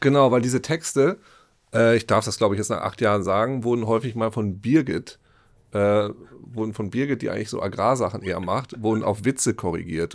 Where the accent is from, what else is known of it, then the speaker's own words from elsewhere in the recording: East Frisia, Lower Saxony, Germany; ich bin Ostfriese